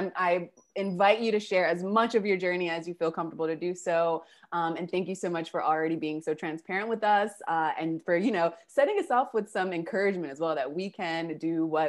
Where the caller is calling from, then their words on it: Buenos Aires, Argentina; I'm calling from Argentina and Buenos Aires.